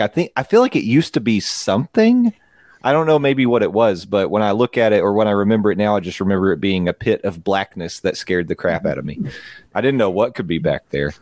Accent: East Tennessee, United States; growing up in East Tennessee

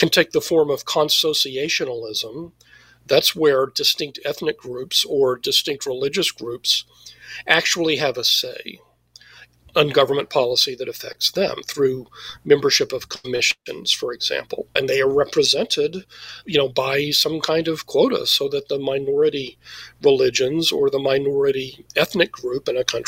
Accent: Texas, United States; I'm from Texas

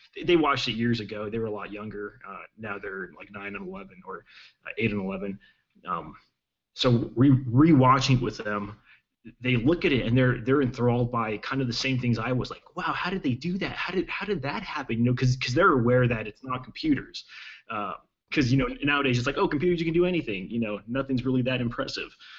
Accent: El Paso, Texas, United States; I, I, grew up in Texas in in uh, in El Paso

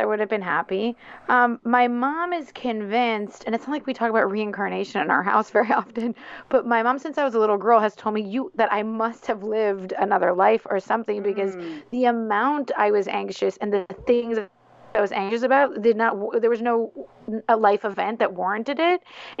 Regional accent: Montreal, Quebec, Canada; moved away as an adult; also born or lived in Philadelphia, United States; now in Canary Islands, Spain; I moved from Philadelphia to Montreal as a kid

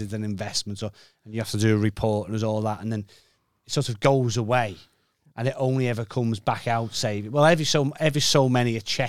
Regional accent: Kirkby, North West England, United Kingdom

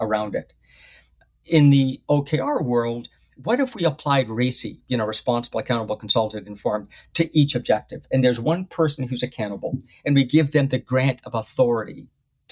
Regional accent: United Kingdom; moved away; I'm a Brit

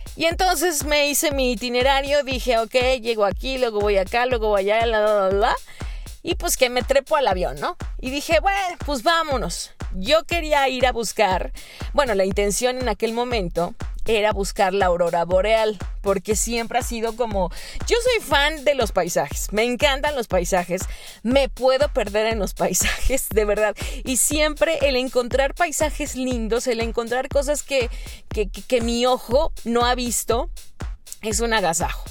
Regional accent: Mexico; en septiembre, pues no sé, en mi país se come pozole

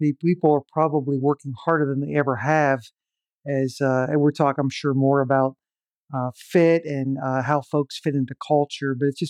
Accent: Pennsylvania, United States; born there; I was born in Western Pennsylvania in the greater Pittsburgh area, really at the very beginnings of the Rust Belt era.

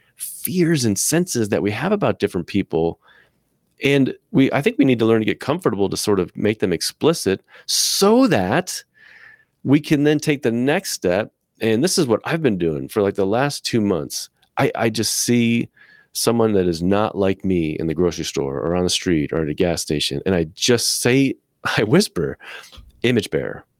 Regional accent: United States; also born or lived in Midwest; I, as an American white man, have been trained by my culture

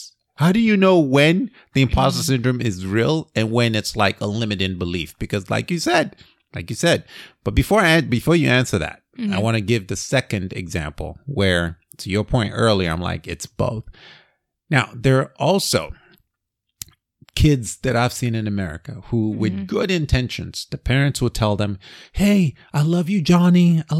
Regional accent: Nigeria; I grew up in Nigeria, right? Where you're told you have to be a doctor, lawyer, or engineer.

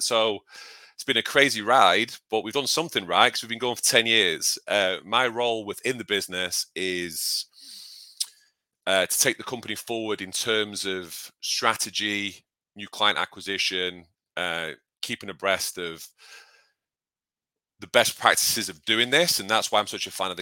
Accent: United Kingdom; I'm British.

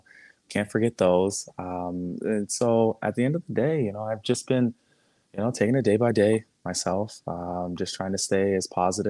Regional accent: Canada; I'm Canadian.

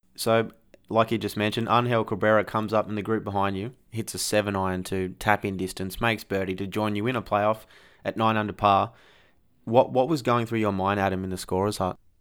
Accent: Australia; as an Australian sports fan

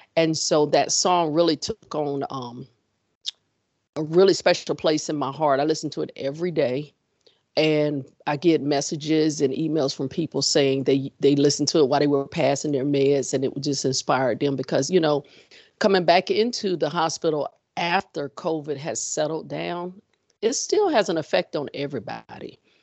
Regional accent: Florida, United States; also born or lived in Texas; now in Richmond, United States; I am originally from Florida, ended up in Texas, and transplanted in Richmond.

